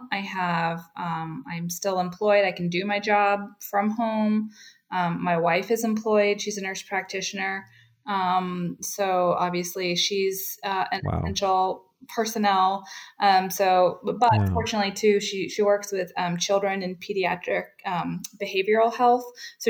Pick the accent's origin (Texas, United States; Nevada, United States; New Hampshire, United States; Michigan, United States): New Hampshire, United States; now in Gainesville, United States; I'm not really from Florida. I'm originally from New Hampshire, which is why I say things properly like aunt and autumn.